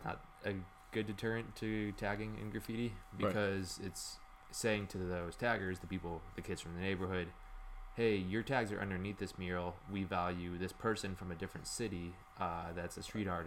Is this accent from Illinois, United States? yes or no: yes; Chicago, Illinois, United States; moved away as an adult; now in Pittsburgh, United States; I'm from the southwest side of Chicago, like a Latino community